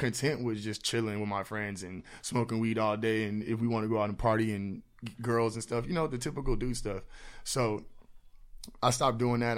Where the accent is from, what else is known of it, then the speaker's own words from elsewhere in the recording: Houston, Texas, United States; now in San Antonio, United States; born here, but I was raised out in Houston. So, like, I graduated out in Houston.